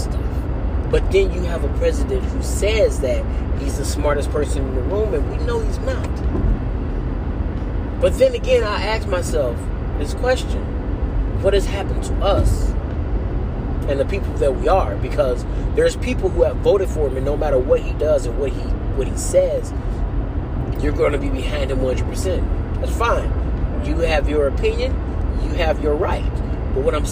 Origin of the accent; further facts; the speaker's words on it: United States; I'm American